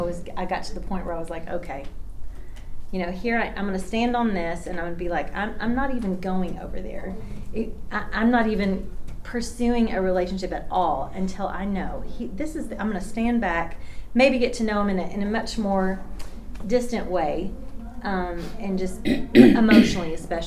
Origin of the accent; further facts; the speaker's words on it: Bartlesville, Oklahoma, United States; born there; I was born in Bartlesville, Oklahoma, so I'm not very far from here. So I claim Oklahoma. I got deep, good roots here.